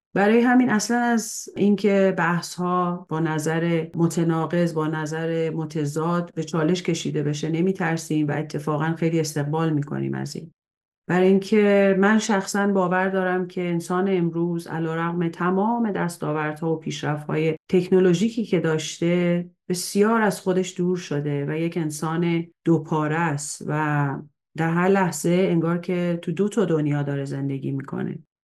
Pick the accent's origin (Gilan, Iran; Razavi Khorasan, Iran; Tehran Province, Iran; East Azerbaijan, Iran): Tehran Province, Iran; Tehran; من در تهران به دنیا اومدم